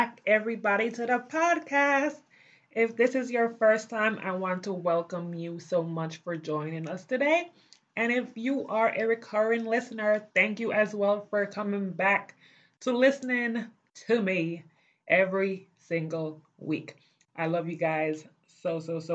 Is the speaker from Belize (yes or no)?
yes; Belize; now in United States; growing up in Belize